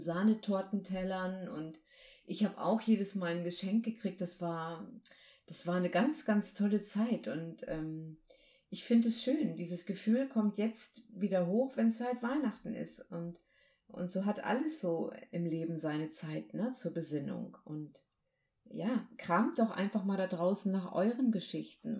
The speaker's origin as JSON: {"language": "German", "region": "Baltic coast", "country": "Germany", "tie": "born or raised there", "said": "ich bin ja an der Ostsee aufgewachsen"}